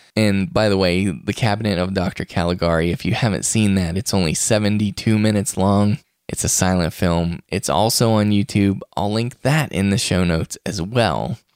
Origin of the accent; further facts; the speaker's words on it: West Virginia, United States; now in Utah, United States; West Virginia, my home state